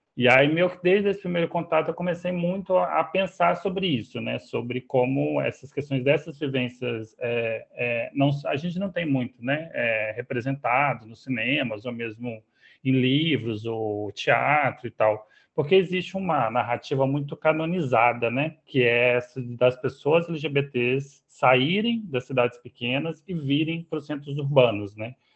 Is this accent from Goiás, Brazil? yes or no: yes; Catalão, Goiás, Brazil; moved away as an adult; now in Rio de Janeiro, Brazil; eu passei minha vida toda até os 26 anos em Catalão